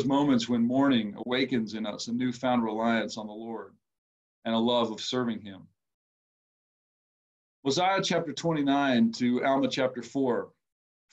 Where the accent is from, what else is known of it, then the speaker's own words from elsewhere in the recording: Minnesota, United States; I am from Minnesota